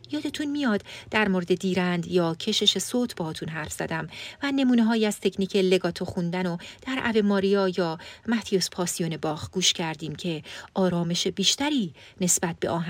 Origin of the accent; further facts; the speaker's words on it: Iran; first language Persian; ما فارسی زبونای مسلمون که توی ایران بزرگ شدیم